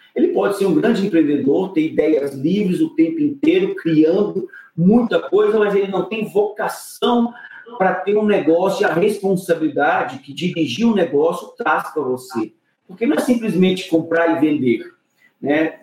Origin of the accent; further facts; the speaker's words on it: Brasília, Federal District, Brazil; eu cresci na periferia de Brasília, na Ceilândia, lá para a década de 80.